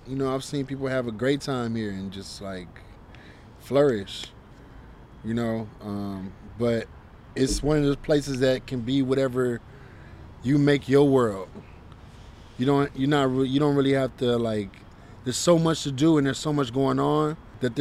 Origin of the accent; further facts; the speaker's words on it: Cleveland, Ohio, United States; now in Los Angeles, United States; people from Cleveland that are